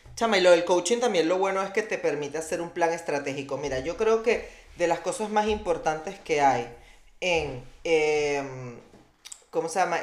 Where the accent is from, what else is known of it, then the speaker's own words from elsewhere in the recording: Venezuela; moved away; also born or lived in Colombia; como decimos nosotros